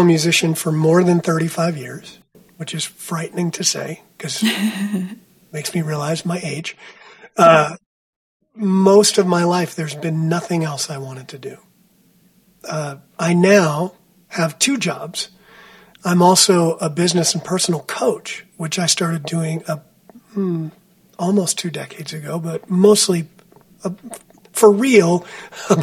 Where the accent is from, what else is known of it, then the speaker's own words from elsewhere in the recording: New Jersey, United States; moved away as an adult; also born or lived in Boston / Texas; I grew up on the East Coast of the United States in New Jersey, very close to New York City